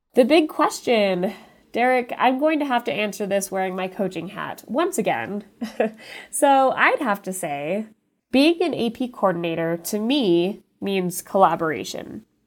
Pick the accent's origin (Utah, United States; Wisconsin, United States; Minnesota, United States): Utah, United States; born or raised there; also born or lived in Los Angeles, California